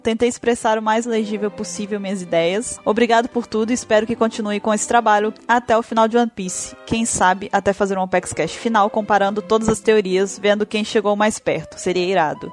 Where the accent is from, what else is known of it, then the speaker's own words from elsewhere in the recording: Espírito Santo, Brazil; sou de Guarapari, Espírito Santo